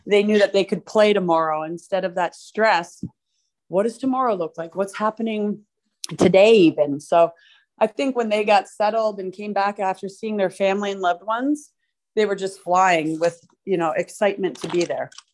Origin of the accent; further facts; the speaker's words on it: Mississauga, Ontario, Canada; moved away; also born or lived in Minnesota; I grew up in Mississauga, which is a city next to Toronto